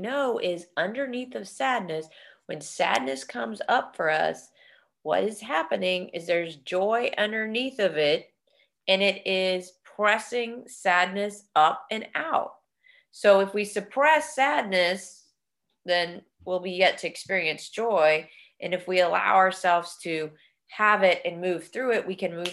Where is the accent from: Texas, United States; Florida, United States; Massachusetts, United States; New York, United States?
Texas, United States; we're from Texas